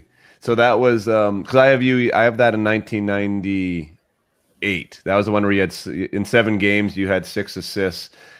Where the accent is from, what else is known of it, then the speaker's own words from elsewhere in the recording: Canada; being a Canadian guy and being a Canadian guy that played World Junior and won a gold medal and followed it